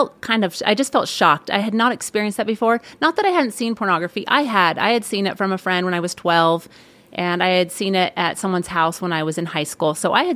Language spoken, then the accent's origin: English; California, United States; I grew up in Northern California in the Bay Area. Lived there my whole growing up years, graduated from high school, and then ended up at Ricks College.